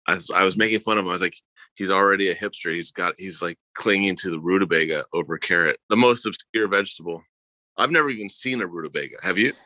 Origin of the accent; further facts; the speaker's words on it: Akron, Ohio, United States; I'm from Akron, Ohio